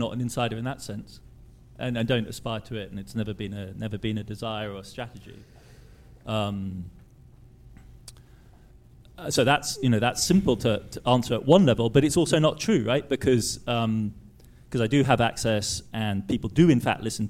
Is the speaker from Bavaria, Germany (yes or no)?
no; Heidelberg, Baden-Württemberg, Germany; I grew up in Heidelberg, which is an intellectual academic town